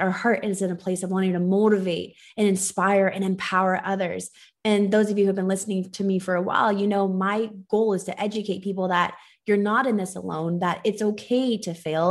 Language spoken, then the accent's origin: English; Los Angeles, California, United States; I was born and raised in Los Angeles, so I'm one of the few L A natives.